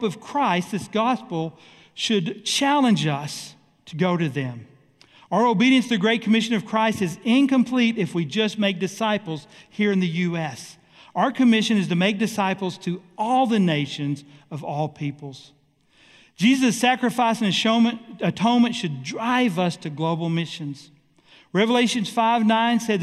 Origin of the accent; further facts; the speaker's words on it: United States; We Americans